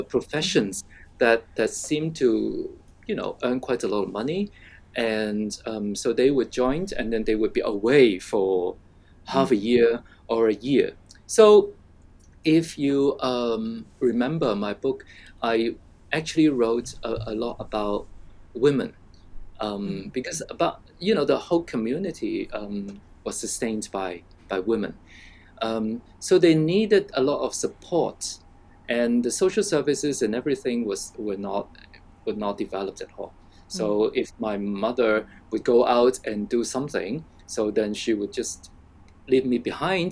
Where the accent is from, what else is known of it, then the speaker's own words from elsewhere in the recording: Hong Kong; I grew up in what we call resettlement estate in Hong Kong.